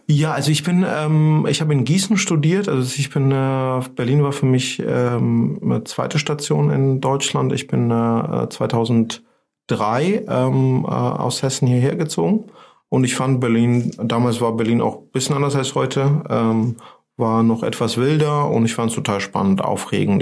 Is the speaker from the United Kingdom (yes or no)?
no; Georgia; German is a second language; moved away as an adult; now in Germany; ich komme aus Georgien